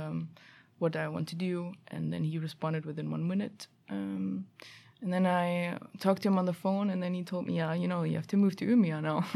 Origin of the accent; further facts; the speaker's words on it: Germany; also born or lived in Stockholm, Sweden; now in Sweden; I'm f, originally from Germany